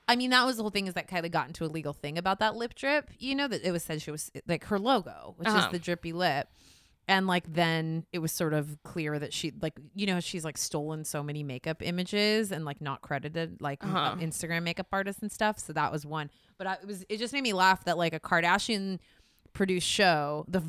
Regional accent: Louisiana, United States; as a Louisiana native

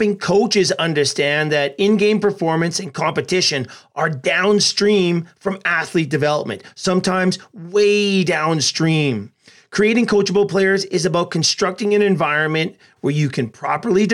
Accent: Edmonton, Alberta, Canada; my hometown of Edmonton

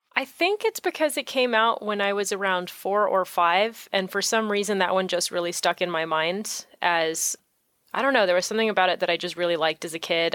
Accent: San Francisco Bay Area, California, United States; also born or lived in Orange County, California; I'm originally from the San Francisco Bay Area. That's where I grew up, and I didn't move down to Orange County until I was actually ready to go to art school when I was, I think, twenty?

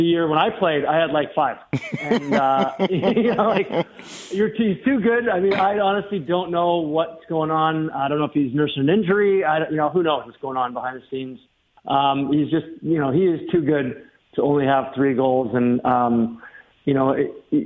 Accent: Dryden, Ontario, Canada; moved away; retire to back to my hometown in Dryden, Ontario

